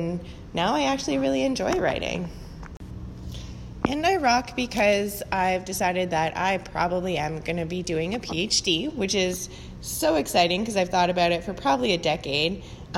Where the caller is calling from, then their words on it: Hamilton, Ontario, Canada; I'm calling from Hamilton, Ontario